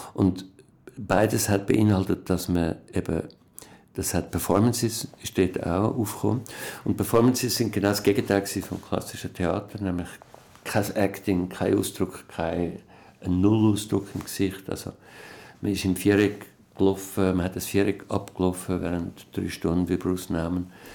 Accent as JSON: {"language": "German", "town": "Berg am Irchel", "region": "Zurich", "country": "Switzerland", "tie": "born or raised there", "also_born_or_lived": "Bern", "said": "ich bin in Bern geboren, in einem alten Haus muss man jetzt renovieren. Und ähm, dann ist mein Vater gestorben. Mein Vater hat sich umgebracht, als ich etwa zweieinhalb war. Und dann sind wir weg von Bern und aufs Land gezogen in Berg am"}